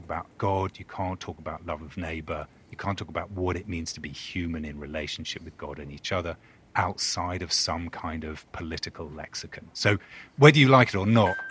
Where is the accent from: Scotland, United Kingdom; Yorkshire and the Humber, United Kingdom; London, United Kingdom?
London, United Kingdom; accent: British; moved away as an adult; now in Durham, United States; I was born in London, born and bred, and then moved here 2012